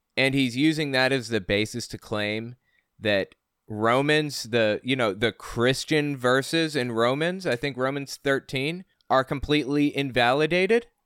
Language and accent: English; West Virginia, United States; also born or lived in Connecticut; I moved to West Virginia from Connecticut when I was eight.